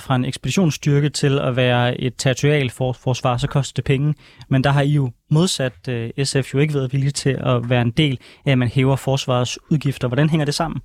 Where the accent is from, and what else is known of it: Denmark